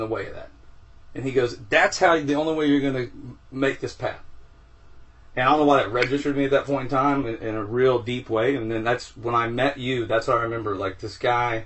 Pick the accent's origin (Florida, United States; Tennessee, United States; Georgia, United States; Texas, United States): Texas, United States; I grew up in Texas